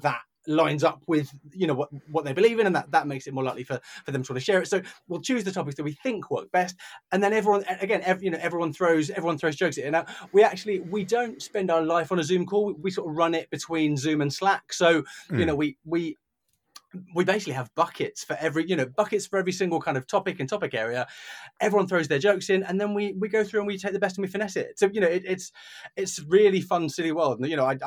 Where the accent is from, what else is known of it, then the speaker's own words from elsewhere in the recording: United Kingdom; we're British